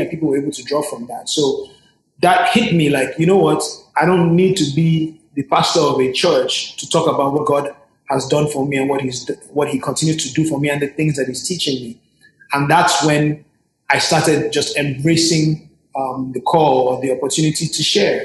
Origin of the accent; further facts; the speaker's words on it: Nigeria; I am a Nigerian that happens to have a Yankee side or an R&B side